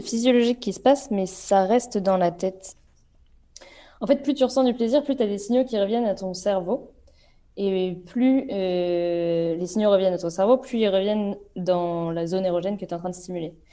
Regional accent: Vannes, Brittany, France; je viens de Vannes, en Bretagne

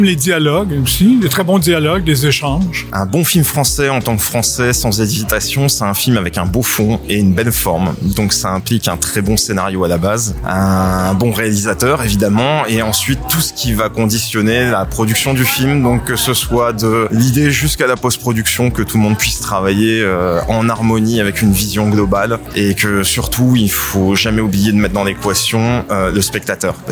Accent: France; je suis française

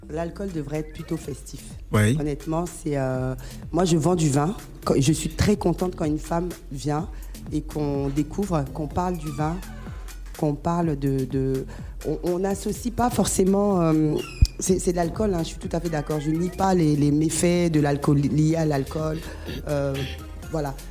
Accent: Central African Republic; je suis centrafricaine

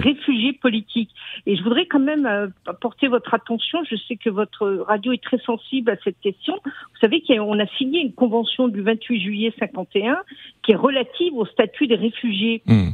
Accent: France; also born or lived in Paris; nous, en tant que Français

